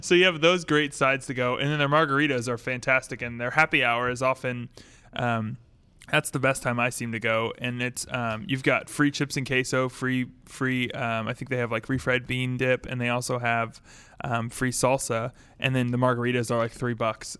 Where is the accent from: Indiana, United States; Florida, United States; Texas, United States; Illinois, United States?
Texas, United States; Austin; moved away; I'm from Austin